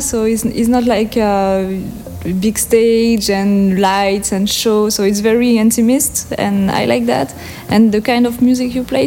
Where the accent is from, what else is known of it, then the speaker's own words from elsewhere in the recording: French Basque Country, Nouvelle-Aquitaine, France; first language French; English is a second language; moved away as an adult; also born or lived in Aruba / Sint Maarten; I'm from Pays Basque, and this is it's a part of France